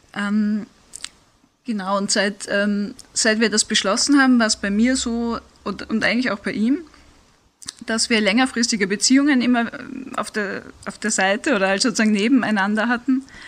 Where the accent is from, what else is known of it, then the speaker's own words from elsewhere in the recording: Vienna, Austria; moved away; ich bin ursprünglich aus Wien, das heißt, ich habe ein bisschen einen Dialekt